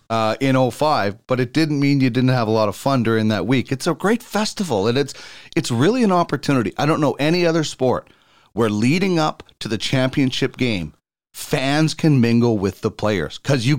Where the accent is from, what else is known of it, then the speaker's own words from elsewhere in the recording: Manitoba, Canada; And I'm from Manitoba, so I'm really happy about what's going on.